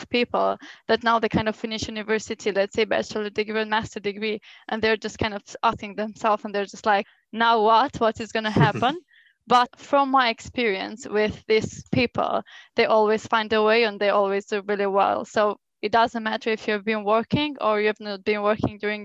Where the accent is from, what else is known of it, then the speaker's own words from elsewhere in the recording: Albania; moved away as an adult; now in United Kingdom; I was born in Albania